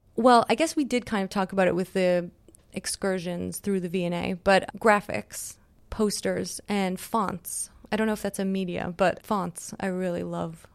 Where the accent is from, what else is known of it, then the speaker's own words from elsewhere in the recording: Montreal, Quebec, Canada; moved away; I grew up in Canada